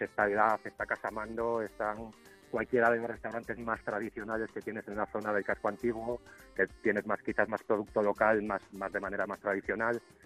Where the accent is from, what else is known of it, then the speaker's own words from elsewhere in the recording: León, Castile and León, Spain; soy de León